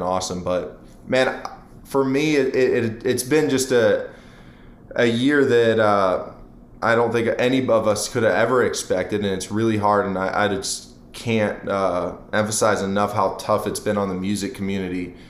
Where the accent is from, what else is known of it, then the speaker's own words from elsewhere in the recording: Akron, Ohio, United States; moved away as an adult; now in Nashville, United States; I'm from Akron, Ohio, so I mean, I say Akron, but apparently in my hometown, people have been getting upset with me for saying Akron when it's really, it's like Portage Lakes and Canal Fulton is where I went to high school